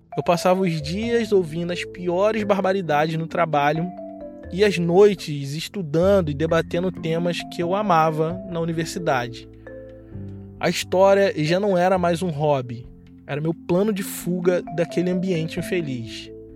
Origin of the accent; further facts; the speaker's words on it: Baixada Fluminense, Rio de Janeiro, Brazil; moved away as an adult; also born or lived in Rio Grande, Rio Grande do Sul; De onde eu vim, a maioria das pessoas são como eu ou mais escuras do que eu. Pessoas brancas são minoria na Baixada Fluminense